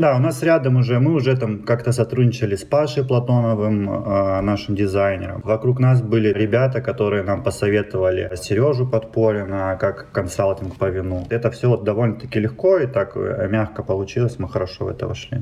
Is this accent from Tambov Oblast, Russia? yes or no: no; Timashevsk, Krasnodar Krai, Russia; moved away as an adult; also born or lived in Moscow / Saint Petersburg; now in Rostov-on-Don, Russia; я южанин, я из Краснодарского края, столица мира города города Тимошевск